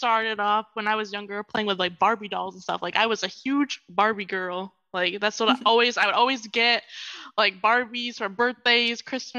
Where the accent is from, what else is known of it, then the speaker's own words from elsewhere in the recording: New York, United States; I'm from New York, and currently I'm going to school for medical technology in upstate New York.